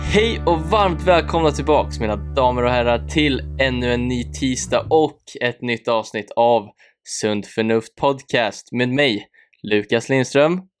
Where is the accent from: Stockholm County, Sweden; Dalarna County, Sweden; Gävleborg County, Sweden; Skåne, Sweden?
Stockholm County, Sweden; Nykvarn; also born or lived in Södertälje; där växte jag upp med min familj